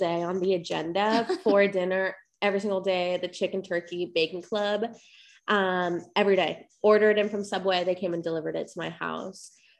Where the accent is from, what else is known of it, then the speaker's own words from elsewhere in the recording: Sweet, Idaho, United States; moved away as an adult; also born or lived in Barranquilla, Colombia; now in San Diego, United States; I was born in Barranquilla, Colombia. I moved to the United States when I was 7 years old. I moved to Idaho, a very, very small rural town in Idaho called Sweet, where I happen to be the only brown person. in a 50-mile radius.